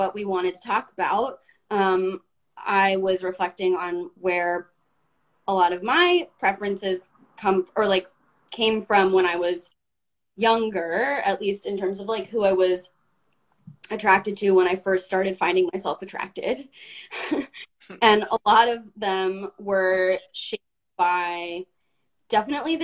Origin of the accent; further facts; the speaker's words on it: Los Angeles, California, United States; growing up in Los Angeles with my dad being a talent manager